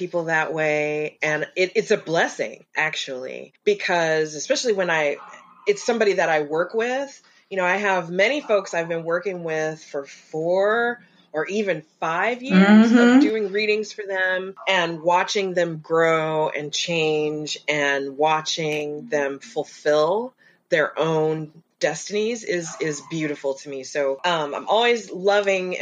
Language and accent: English; Kansas, United States; I'm from Kansas.